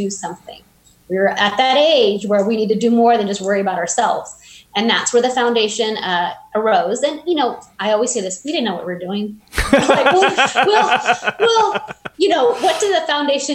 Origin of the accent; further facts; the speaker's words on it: Fresno, California, United States; now in Bakersfield, United States; I moved to Kern County when I was 11, so Central Valley kid.